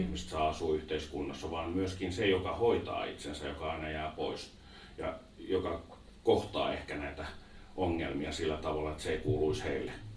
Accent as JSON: {"language": "Finnish", "town": "Vantaa", "region": "Uusimaa", "country": "Finland", "said": "Sama paikka, missä mä olin kotoisin"}